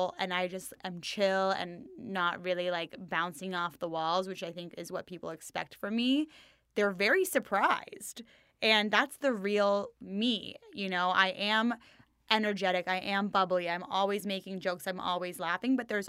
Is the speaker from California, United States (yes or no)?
yes; Los Angeles, California, United States; LA born and bred, baby.